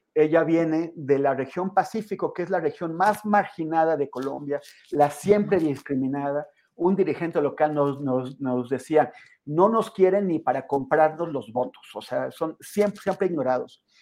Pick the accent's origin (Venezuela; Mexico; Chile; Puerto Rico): Mexico; siendo un mexicano